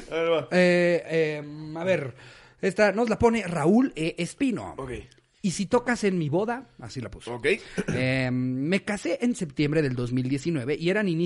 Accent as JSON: {"language": "Spanish", "town": "Reynosa", "region": "Tamaulipas", "country": "Mexico", "said": "Como nosotros somos de Reynosa, Tamaulipas."}